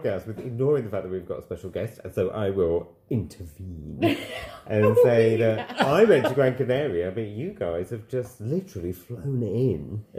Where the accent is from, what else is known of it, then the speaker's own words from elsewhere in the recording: Sheffield, Yorkshire and the Humber, United Kingdom; I'm from Sheffield